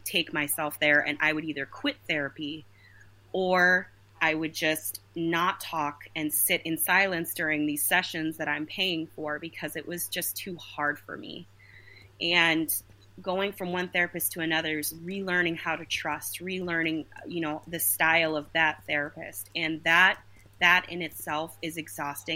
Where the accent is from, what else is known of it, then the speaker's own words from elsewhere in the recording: Minnesota, United States; So I am from Minnesota originally. I still live there